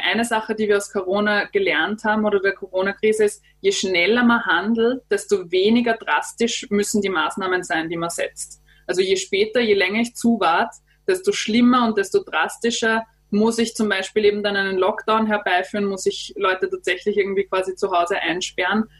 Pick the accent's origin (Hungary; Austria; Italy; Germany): Austria; bei uns in Österreich